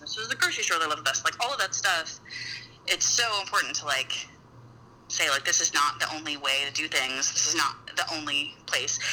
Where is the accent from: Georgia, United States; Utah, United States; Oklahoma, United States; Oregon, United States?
Utah, United States; I grew up in Utah, which is mm-hmm. a super outdoorsy like adventure place